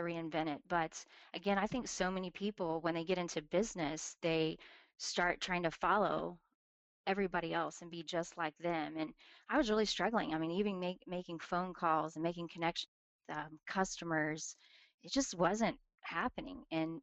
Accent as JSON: {"language": "English", "town": "Tulsa", "region": "Oklahoma", "country": "United States", "tie": "born or raised there", "said": "I'm from Tulsa, Oklahoma, born and raised here"}